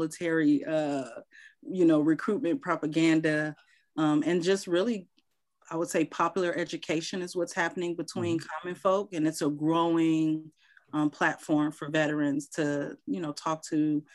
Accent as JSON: {"language": "English", "town": "Chicago", "region": "Illinois", "country": "United States", "tie": "born or raised there", "moved": "as an adult", "said": "I'm from Chicago, but I came back home"}